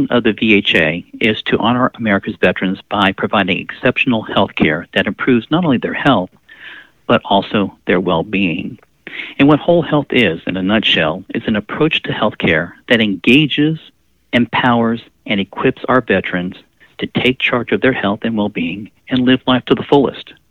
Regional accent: Pensacola, Florida, United States; also born or lived in New Jersey / Guam; Well, I grew up in Pensacola, Florida most of my life. I was born in New Jersey. I was the son of a Navy photographer, so we did a little bit of traveling around the world.

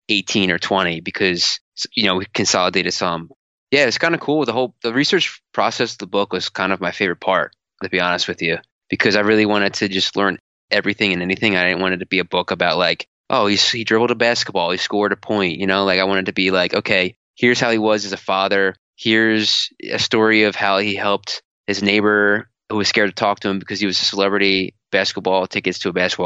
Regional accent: Philadelphia, Pennsylvania, United States; I'm from Philadelphia

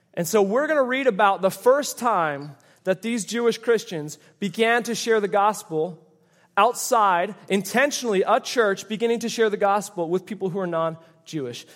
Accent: Canada; moved away; I grew up in Canada

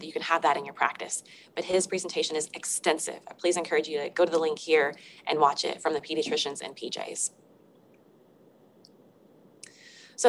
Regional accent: Arkansas, United States; I'm from Arkansas

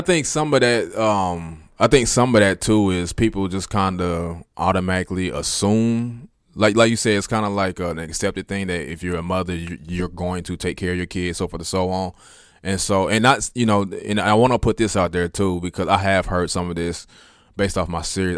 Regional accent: Kansas City, Kansas, United States; I'm from Wyandotte. I'm from KCK, so I graduated from Sumner

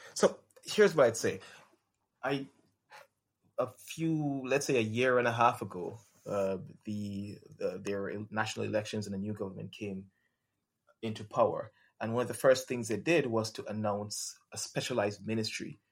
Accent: Jamaica; now in Barbados; I'm actually from Jamaica. I live in Barbados now, but I'm from Jamaica

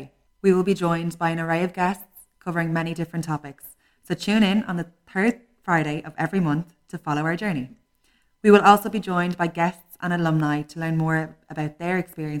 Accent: Celbridge, Leinster, Ireland; I'm from Selbridge.

